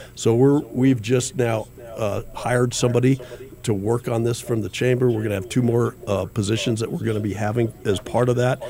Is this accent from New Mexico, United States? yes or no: yes; Los Alamos, New Mexico, United States; I grew up in Los Alamos